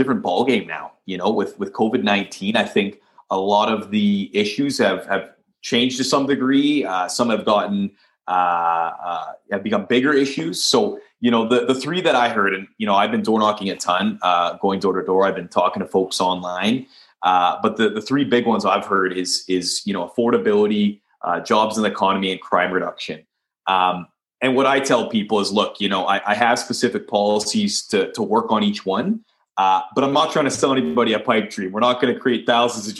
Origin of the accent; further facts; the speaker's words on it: Leduc, Alberta, Canada; I'm born and raised here in Leduc. Really proud of my hometown.